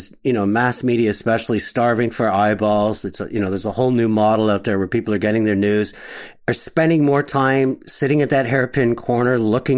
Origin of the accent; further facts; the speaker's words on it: Montreal, Quebec, Canada; my hometown of Montreal